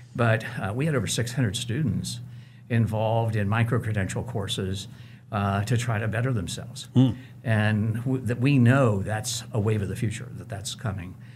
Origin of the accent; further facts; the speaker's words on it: Cincinnati, Ohio, United States; moved away as an adult; now in Wichita, United States; I grew up in Cincinnati. I was born there, but Wichita is my home